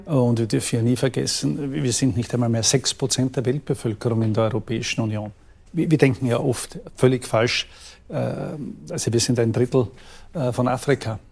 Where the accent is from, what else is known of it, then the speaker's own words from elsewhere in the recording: Austria; bei uns in Österreich